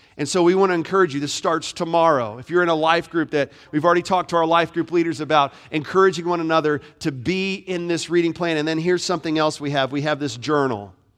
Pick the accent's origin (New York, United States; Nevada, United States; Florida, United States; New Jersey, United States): Florida, United States; moved away; I grew up in Florida. Was born and raised in Florida